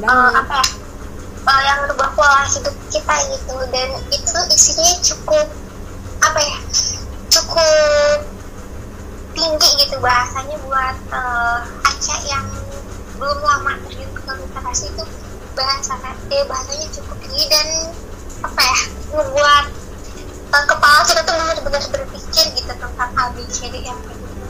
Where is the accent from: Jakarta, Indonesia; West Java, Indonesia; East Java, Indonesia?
West Java, Indonesia; Sukabumi; aku asal dari Sukabumi